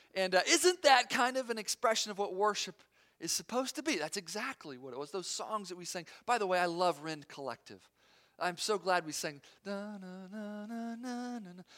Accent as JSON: {"language": "English", "town": "Knoxville", "region": "Tennessee", "country": "United States", "also_born_or_lived": "Fort Campbell", "moved": "yes", "said": "I'm from Knoxville, Tennessee"}